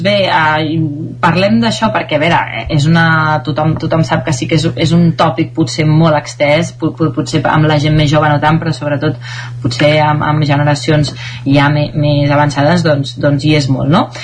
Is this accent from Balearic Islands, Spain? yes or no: no; Caldes de Montbui, Catalonia, Spain; sóc de Caldes de Montbui